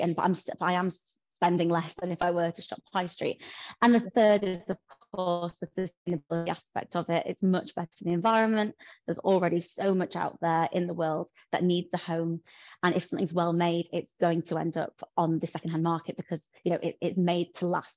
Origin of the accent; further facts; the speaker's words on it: Yorkshire and the Humber, United Kingdom; I'm from New Yorkshire, as you can probably tell.